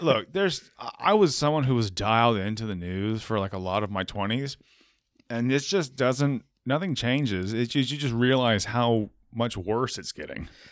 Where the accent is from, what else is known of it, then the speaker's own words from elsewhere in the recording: United States; I'm American